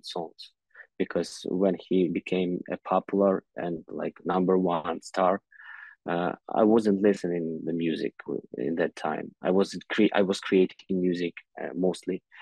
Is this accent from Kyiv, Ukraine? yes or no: yes; Kyiv, Ukraine; English is a second language; I was born in Kyiv